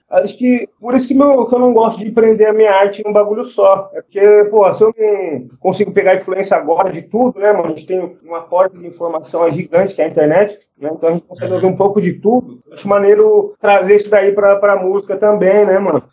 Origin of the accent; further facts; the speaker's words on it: Jundiaí, São Paulo, Brazil; nasci em Jundiaí, tá ligado? Eu nunca saí daqui.